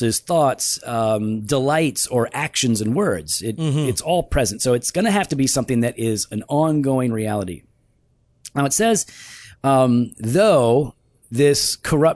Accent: United States; as an American

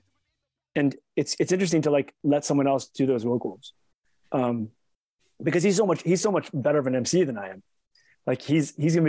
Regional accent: Baltimore, Maryland, United States; accent: East Coast; I'm from Baltimore. I just sort of have like this East Coast accent.

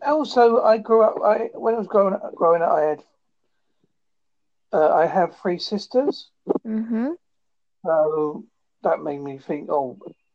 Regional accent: Devon, South West England, United Kingdom; I'm from Devon

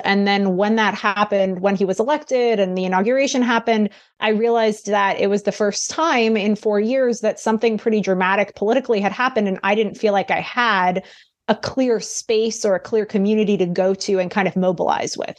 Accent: New York City, New York, United States; I grew up in New York City

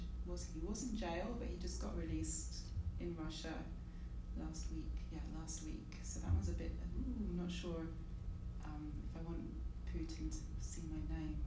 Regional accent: England, United Kingdom; we're from England.

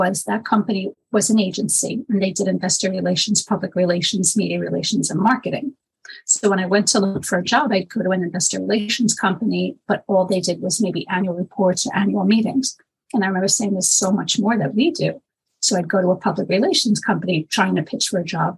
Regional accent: New York City, New York, United States; moved away as an adult; now in Long Island, United States; I'm born and raised in Manhattan, but for the past 20 years now, I'm in Long Island

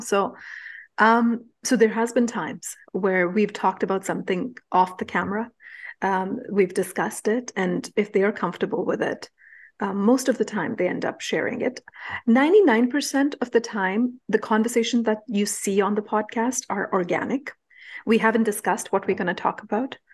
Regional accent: India; moved away; Growing up in India, we didn't have a choice but to become street smart

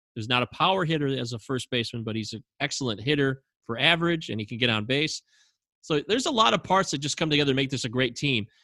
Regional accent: Detroit, Michigan, United States; we're from Detroit.

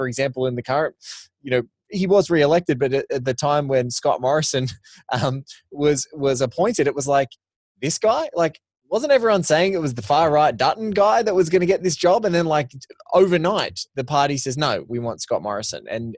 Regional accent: Australia; I was walking through as an Australian, like in Singapore airport, waiting to get my connecting flight to come back home.

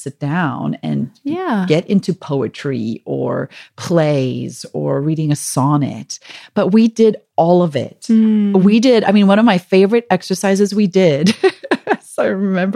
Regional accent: South Africa; accent: South African; moved away as an adult; also born or lived in Michigan; we had just moved to Michigan from South Africa, where we'd been for 2 years. So I think my South African accent was more pronounced than it normally is

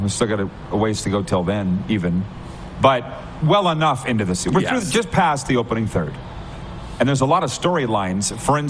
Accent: Saskatchewan, Canada; I'm from Saskatchewan

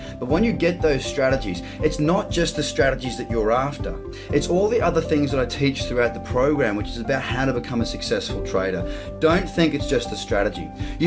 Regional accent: Australia; As an Australian

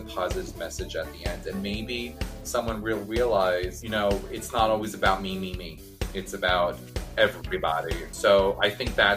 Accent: New York, United States; I'm from New York

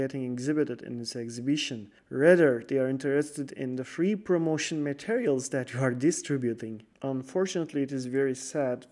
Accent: Turkey; we are from Turkey

